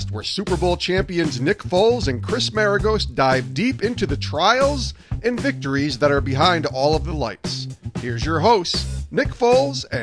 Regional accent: El Salvador; born there; Yeah, so I was born in El Salvador in Latin America.

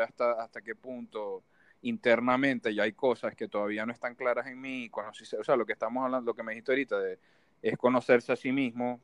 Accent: Maracaibo, Zulia, Venezuela; moved away; yo como maracucho

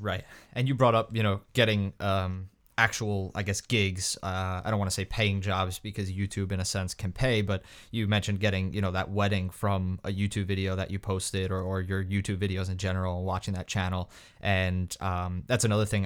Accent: New York, United States; I was from New York

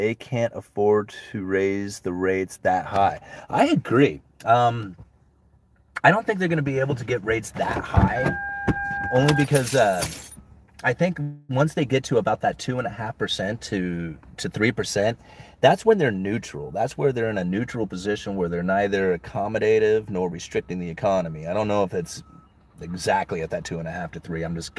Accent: Austin, Texas, United States; born there; Yeah, I was born here in Austin, but Houston and San Antonio are looking a lot more affordable right now.

